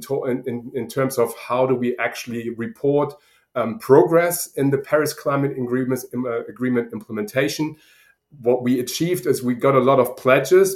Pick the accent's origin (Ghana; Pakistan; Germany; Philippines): Germany; accent: German; now in Sydney, Australia; as you probably hear from my accent, I'm originally German